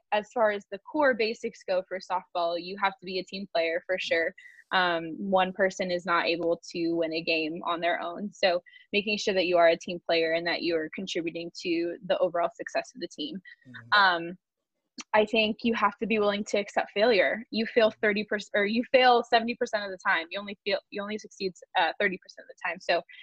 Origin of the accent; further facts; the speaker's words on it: California, United States; I'm from California, so the beach was a huge part of our life